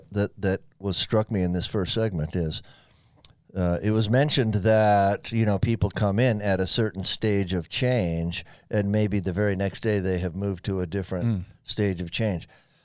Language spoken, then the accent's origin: English; Florida, United States; You know, I grew up in Florida, right? So I don't ever get off the beach.